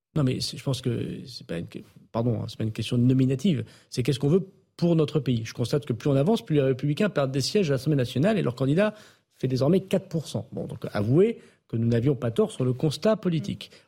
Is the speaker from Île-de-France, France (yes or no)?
no; the Nord, Hauts-de-France, France; comme on dit chez moi dans le Nord